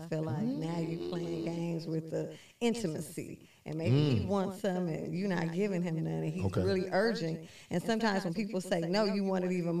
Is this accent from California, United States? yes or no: yes; Los Angeles, California, United States; I'm from Cali.